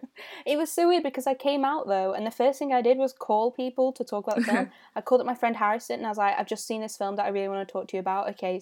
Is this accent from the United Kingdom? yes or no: yes; Stockport, North West England, United Kingdom; and I'm from Stockport.